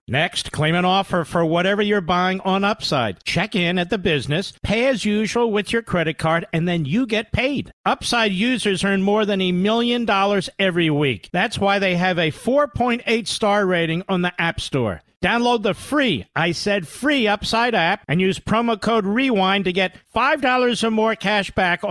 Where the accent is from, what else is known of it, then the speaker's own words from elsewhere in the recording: Philadelphia, Pennsylvania, United States; I'm from Philly